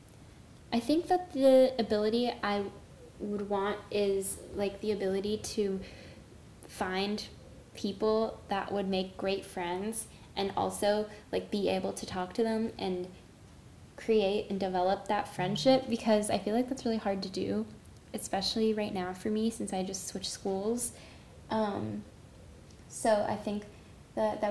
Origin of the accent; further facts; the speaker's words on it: Chicago, Illinois, United States; also born or lived in Evanston, Illinois; The hospital I was born in was in Evanston, Illinois, but I lived in Chicago